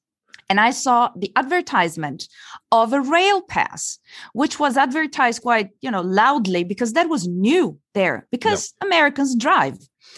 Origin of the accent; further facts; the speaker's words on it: Italy; also born or lived in Belgium; I'm originally from Italy, by the way.